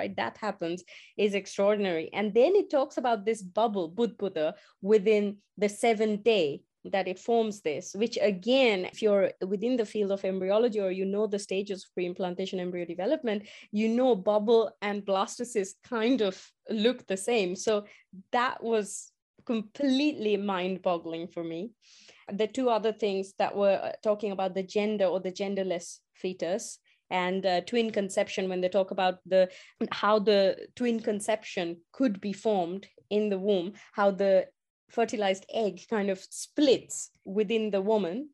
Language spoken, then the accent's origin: English; India; moved away; as I grew up in India